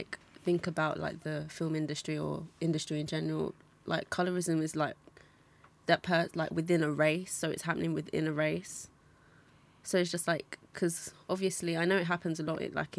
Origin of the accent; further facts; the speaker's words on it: Nigeria; now in London, United Kingdom; for me, I'm Nigerian, so I haven't come from that like direct background, but like living in London or living in England, I've seen that a lot as well.